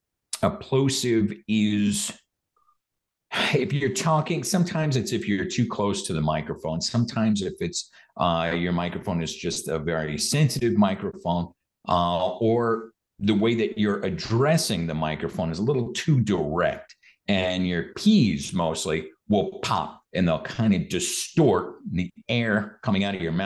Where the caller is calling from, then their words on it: Austin, Texas, United States; I'm calling in from Austin, Texas